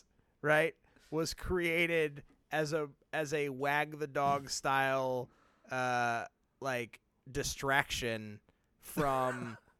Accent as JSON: {"language": "English", "town": "Nashville", "region": "Tennessee", "country": "United States", "tie": "born or raised there", "said": "I love my hometown of Nashville, and it was some of the most devastating photos I've ever seen."}